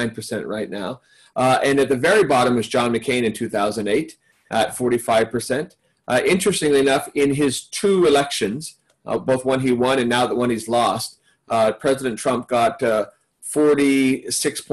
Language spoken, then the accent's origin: English; Arizona, United States; my home state of Arizona